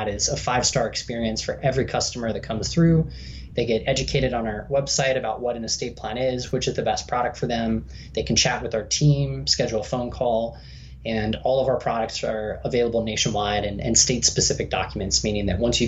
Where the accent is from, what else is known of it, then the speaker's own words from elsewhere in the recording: Southern California, United States; born and raised in Southern California. I've been here in San Diego for the last 13 years